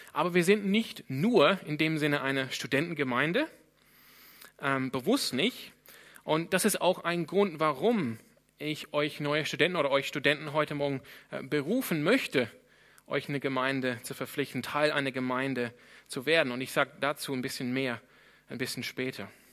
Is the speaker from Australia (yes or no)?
yes; Sydney, New South Wales, Australia; German is a second language; now in Freiburg, Germany; Ich komme ursprünglich aus Sydney in Australien und bin einer der Pastoren hier.